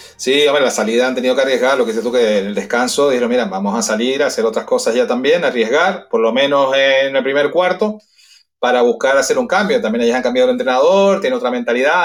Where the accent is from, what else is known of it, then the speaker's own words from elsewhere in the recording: Canary Islands, Spain; now in Madrid, Spain; Nosotros somos canarios